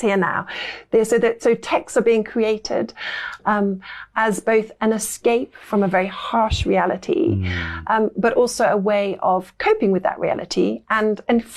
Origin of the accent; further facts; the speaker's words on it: Lincolnshire, East Midlands, United Kingdom; moved away as an adult; also born or lived in Derby / Cambridge / Paris; I spent a lot of my childhood in Lincolnshire.